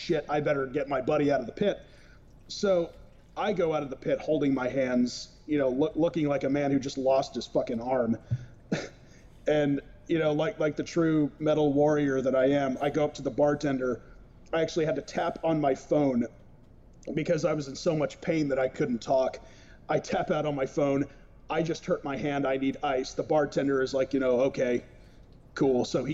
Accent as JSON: {"language": "English", "town": "Modesto", "region": "California", "country": "United States", "tie": "born or raised there", "moved": "yes", "lives_now": "Coos Bay, United States", "said": "in my hometown of Modesto, California"}